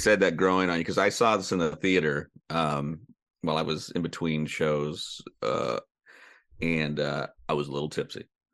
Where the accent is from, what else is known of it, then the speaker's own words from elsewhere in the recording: Sonoma County, California, United States; growing up in Sonoma County